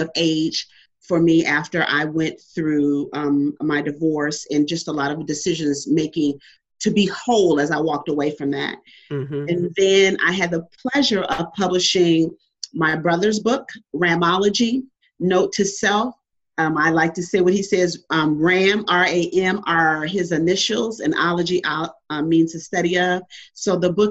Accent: Cleveland, Ohio, United States; now in Houston, United States; I was born and raised in Cleveland, Ohio.

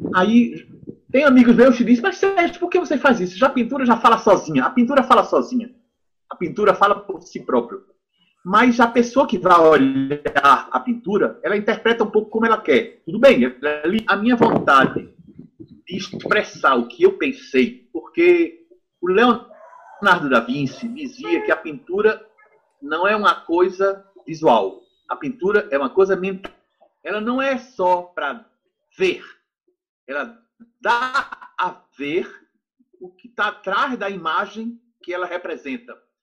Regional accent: Recife, Pernambuco, Brazil; moved away as an adult; now in France; as esculturas que eu fazia em madeira quando eu era jovem no Recife

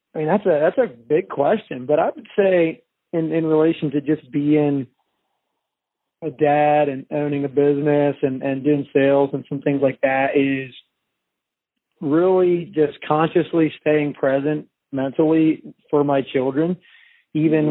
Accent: Pennsylvania, United States; moved away as an adult; also born or lived in British Columbia, Canada / Virginia; now in Shenandoah Valley, Virginia, United States; I actually was born and raised in Pennsylvania

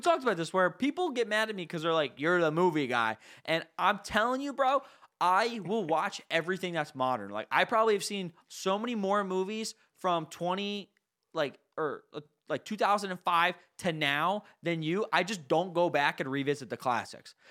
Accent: New Jersey, United States; I'm from New Jersey, I mean, we're from New Jersey, we're in the Northeast

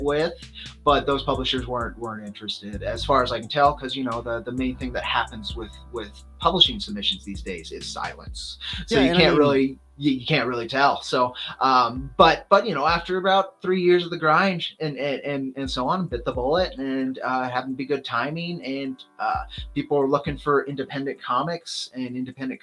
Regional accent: Southwest, United States; I'm from the Southwest. I grew up in that culture.

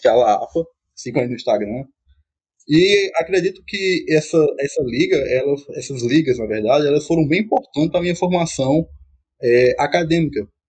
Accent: Araripina/Ouricuri, Pernambuco, Brazil; moved away as an adult; also born or lived in Santa Cruz; now in Paulo Afonso, Brazil; sou natural de Aricuri, Pernambuco, moro em Santa Cruz

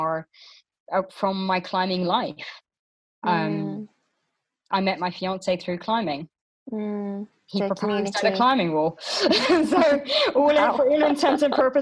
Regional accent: Luxembourg; now in United Kingdom; when I grew up in Luxembourg

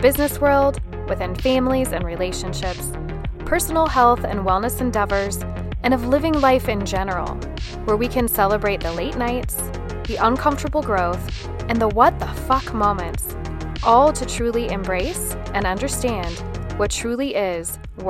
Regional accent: California, United States; I grew up in Southern California.

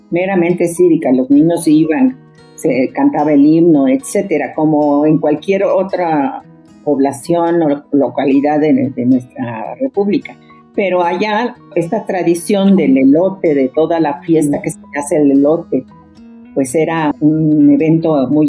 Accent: Mexico City, Mexico; porque yo aunque nací en la Ciudad de México y prácticamente crecí aquí, mi casa era como trasladar el pueblo a la ciudad. En mi casa se hablaba zapoteco, se comía estilo buchitán.

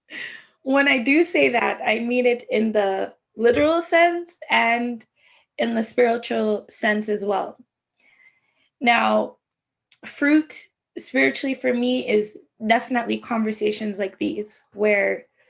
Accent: Jamaica; I'm Jamaican

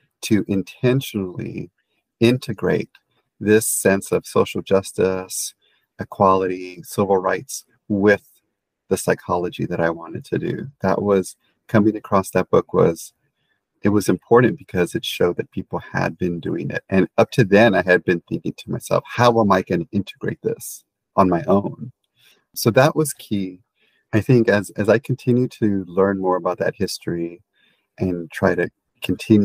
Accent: San Antonio, Texas, United States; I have memories as a child growing up in San Antonio, Texas

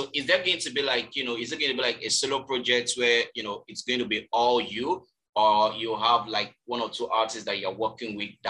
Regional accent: Ogun State, Nigeria; also born or lived in Lagos State; now in Lagos, Nigeria; I'm from Ogun State, but I reside in Lagos State.

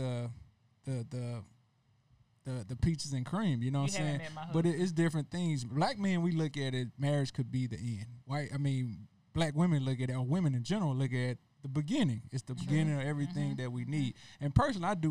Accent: Mississippi, United States; moved away; I'm from Mississippi.

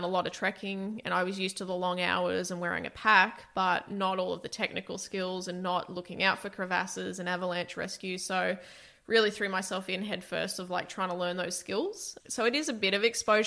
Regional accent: Toowoomba, Queensland, Australia; I grew up in Toowoomba

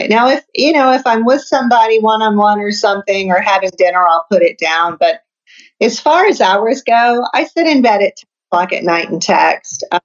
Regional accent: Detroit, Michigan, United States; now in US South; Detroit, Michigan originally. Oh, okay. So I'm a Yankee, uh, okay. Uh, but I, know I'm in the South now

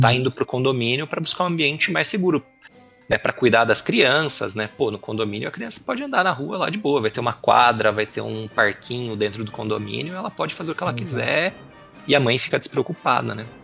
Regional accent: Salto, São Paulo, Brazil; also born or lived in Presidente Prudente; now in Itupeva, Brazil; Nasci, uhum. fui cresci lá em Salto

